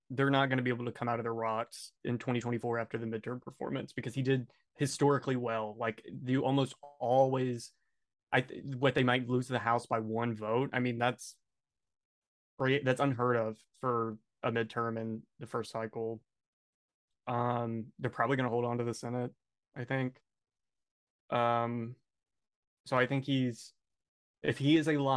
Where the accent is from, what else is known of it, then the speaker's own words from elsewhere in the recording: Texas, United States; I grew up in Texas